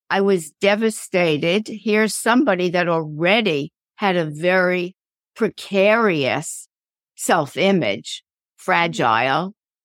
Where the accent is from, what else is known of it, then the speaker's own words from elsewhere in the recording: New York City, New York, United States; I grew up in a suburb of New York called Queens.